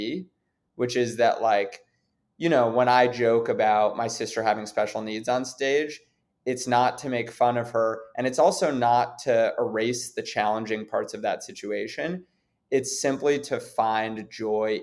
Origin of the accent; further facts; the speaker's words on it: New York City, New York, United States; growing up in New York City, growing up around a lot of privilege